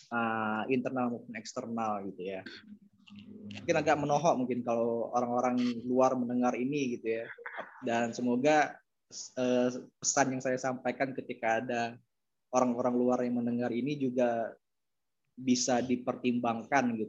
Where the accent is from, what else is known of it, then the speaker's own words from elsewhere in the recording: East Java, Indonesia; Karena saya paham betul, saya juga dari Jatim soalnya gitu kan.